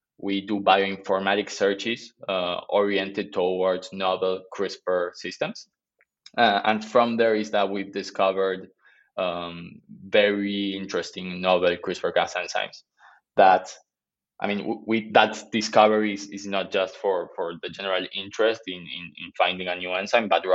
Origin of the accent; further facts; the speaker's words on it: Argentina; I'm from Argentina